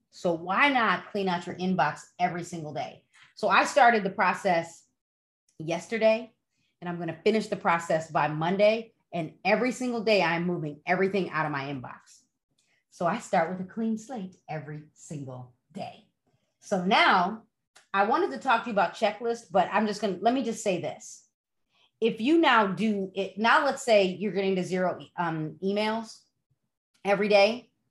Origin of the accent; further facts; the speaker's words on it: Dominican Republic; English is a second language; I'm from the Dominican Republic. I need so much English.